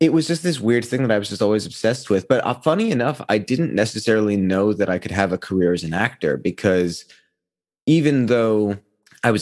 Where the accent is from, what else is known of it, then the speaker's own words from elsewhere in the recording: New York City, New York, United States; I was born and raised in New York. I was born in Manhattan